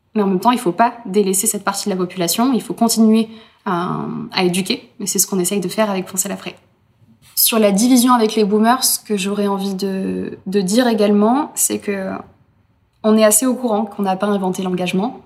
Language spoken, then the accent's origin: French; Berre-l'Étang, Provence-Alpes-Côte d'Azur, France; chez moi, à Berlétan